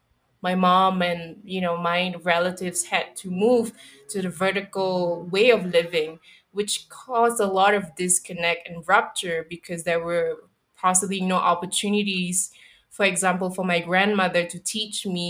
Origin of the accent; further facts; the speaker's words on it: Singapore; I think I can speak very intimately about what it is to grow up in Singapore, and giving it a little bit of context, I grew up in the 90s